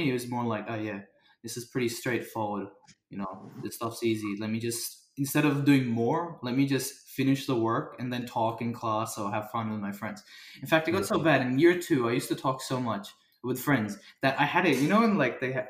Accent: Australia; I was born in Australia

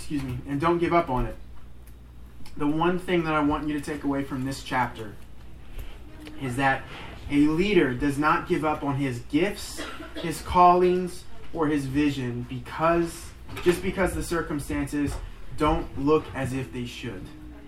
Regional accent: United States; just because I guess we're American and it's been instilled in me to make fun of the French by my father

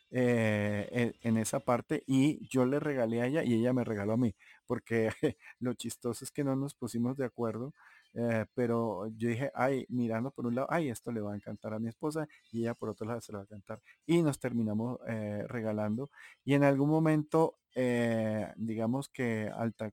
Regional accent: Santa Marta, Magdalena, Colombia; accent: samario; now in Bogotá, Colombia; soy un mestizo en el cual mi padre era paisa mi madre era bogotana, pero la familia era cartagenera, entonces, eh, y criado en Santa Marta y viviendo aquí en Bogotá, casado con, Cachaca, con Rola, eh, hace mucho tiempo

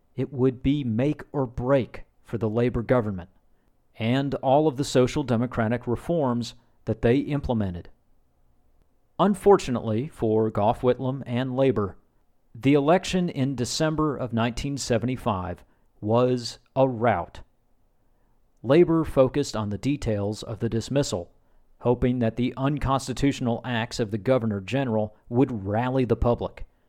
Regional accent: United States; I'm an American

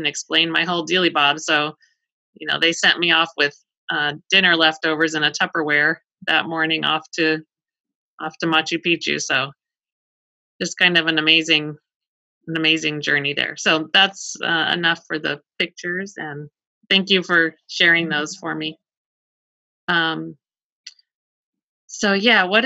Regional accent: Colorado, United States; I grew up in Colorado

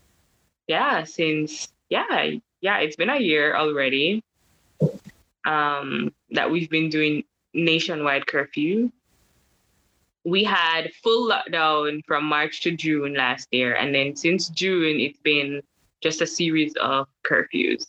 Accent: Kingston, Jamaica; moved away as an adult; also born or lived in France; Jamaican, born and raised, Kingstonian. I'm from Kingston

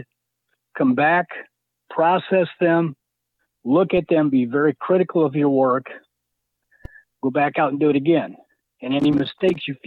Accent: South Bend, Indiana, United States; now in Michigan City, United States; I grew up in South Bend.

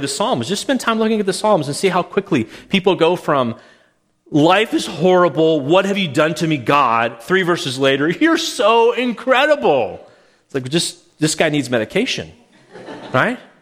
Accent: Calgary, Alberta, Canada; moved away; when I was growing up in Calgary

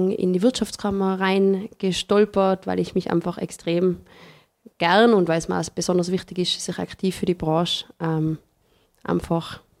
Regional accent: Tyrol, Austria; also born or lived in Vienna; Ich komme aus dem Paznaun, das ist mir schon vor, vorweggenommen worden.

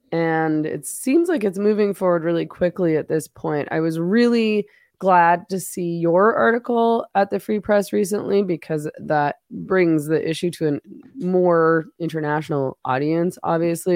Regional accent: Canada; as a Canadian

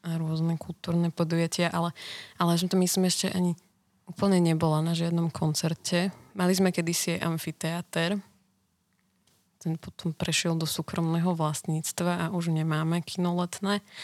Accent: Stupava, Bratislava Region, Slovakia; A ja som zo Stupavy.

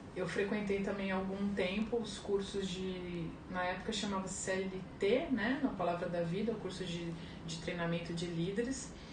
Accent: São Vicente, São Paulo, Brazil; also born or lived in Santos; Eu nasci em Santos, né, mas a minha família toda na época morava em São Vicente

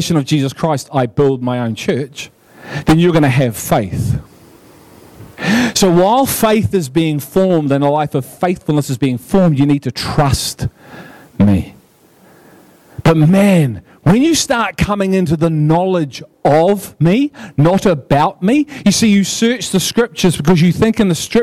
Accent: Liverpool, North West England, United Kingdom; I'm from Liverpool, man. You can't have anything but fun when you're from Liverpool

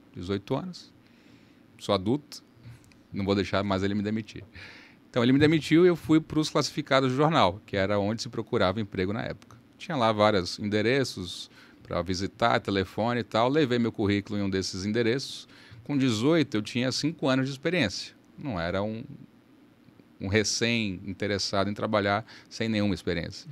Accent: Salvador, Bahia, Brazil; moved away as an adult; also born or lived in São Paulo; now in Manaus, Brazil; Em Salvador eu cresci, estudei e optei pela faculdade de Direito

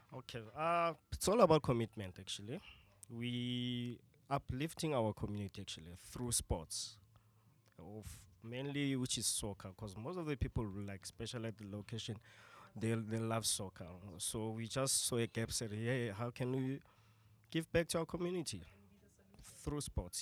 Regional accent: Tembisa, Gauteng, South Africa; I'm from Tembisa

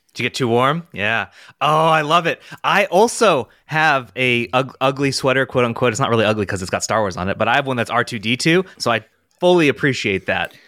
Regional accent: United States; I'm gonna say it as an American, Z eight

